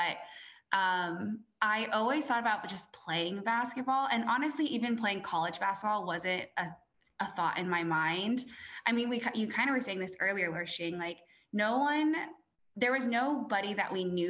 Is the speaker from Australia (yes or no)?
no; Fremont, California, United States; moved away as an adult; also born or lived in St. Louis, Missouri / Atlanta / New York; really grew up in California, went to Mission San Jose High School, if people are familiar with it, And honestly, like Fremont is just, it's a pretty Asian, like predominantly Asian community, which I think is super unique.